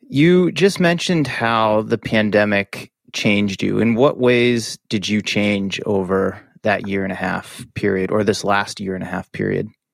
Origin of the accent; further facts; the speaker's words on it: Massachusetts, United States; moved away; I grew up in Massachusetts, spent many years training and living in and around Boston